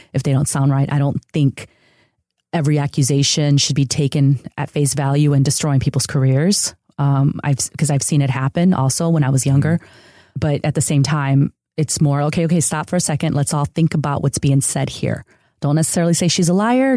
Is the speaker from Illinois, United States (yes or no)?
yes; outside of Chicago, Illinois, United States; born or raised there; first language Spanish; English is a second language; also born or lived in San Diego; now in Los Angeles, United States